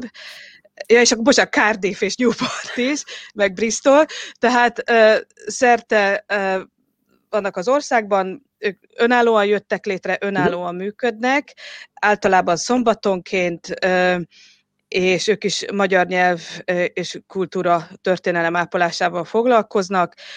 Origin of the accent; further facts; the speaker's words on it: Western Hungary, Hungary; moved away as an adult; also born or lived in Budapest / Oxford; now in England, United Kingdom; Magyarországon születtem, Nyugat-Magyarországon